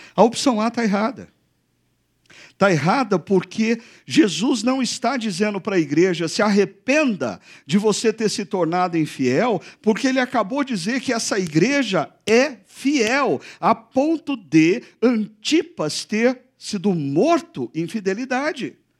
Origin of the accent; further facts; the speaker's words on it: Brazil; Nós brasileiros